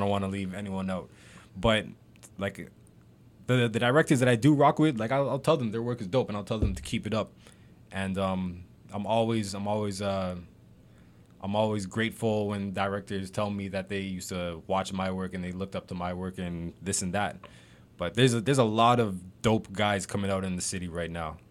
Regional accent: Mississauga, Ontario, Canada; I'm from Saga

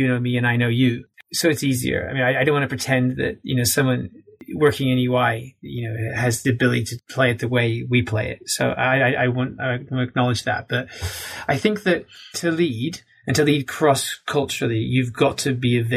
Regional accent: United States; as an American

